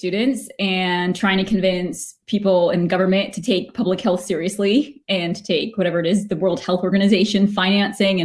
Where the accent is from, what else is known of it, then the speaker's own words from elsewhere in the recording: United States; now in Edinburgh, United Kingdom; as an American